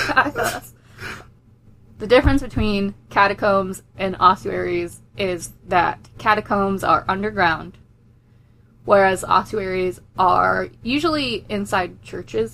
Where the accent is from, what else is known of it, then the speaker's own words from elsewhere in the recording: Fleetwood, North West England, United Kingdom; the time I grew up in England is Fleetwood